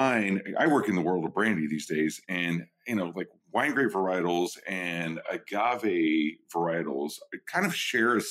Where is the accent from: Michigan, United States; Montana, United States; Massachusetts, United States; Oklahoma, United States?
Oklahoma, United States; also born or lived in New York; now in California, United States; I'm an Okie. I'm from Oklahoma and like from a ghost town there. I moved to New York and then I live in California.